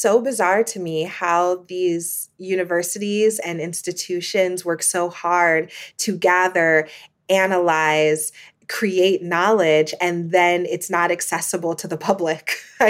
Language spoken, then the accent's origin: English; Midwest, United States; And me, you know, a poor Black girl growing up in the Midwest of the United States, I had never heard of Columbia.